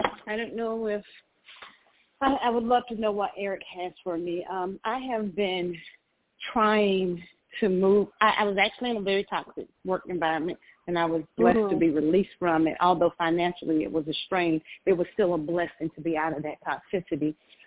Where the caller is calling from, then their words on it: Georgia, United States; I'm calling from Georgia.